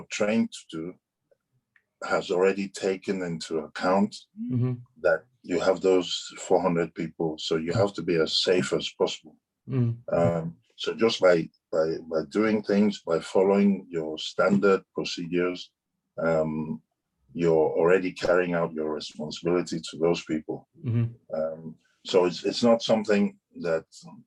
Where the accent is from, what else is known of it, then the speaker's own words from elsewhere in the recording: Ibadan, Oyo, Nigeria; moved away as an adult; now in London, United Kingdom; we were growing up in Ibadan